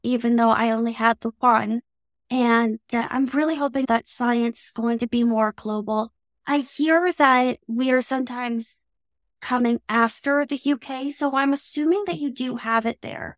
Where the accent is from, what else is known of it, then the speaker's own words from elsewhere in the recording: Canada; accent: Canadian English; my very Canadian English accent